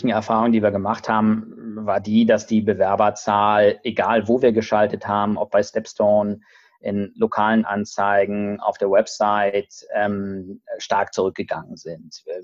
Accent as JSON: {"language": "German", "region": "Lower Saxony", "country": "Germany", "lives_now": "Hamburg, Germany", "said": "ich komme ursprünglich aus Niedersachsen, aus Lüchow-Dannenberg und deswegen, ähm, weil ich da auch ein Ferienhaus habe, habe ich eine gewisse Neigung in Richtung Niedersachsen auch zu schauen aus Hamburg"}